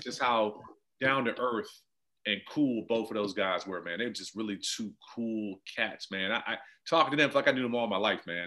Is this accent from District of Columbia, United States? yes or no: yes; Washington, District of Columbia, United States; I grew up in Jack and Jill in the DC area